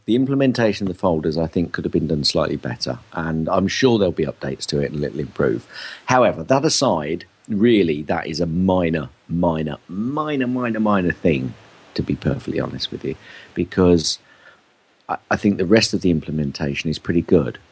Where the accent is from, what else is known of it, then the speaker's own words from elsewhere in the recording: United Kingdom; especially as British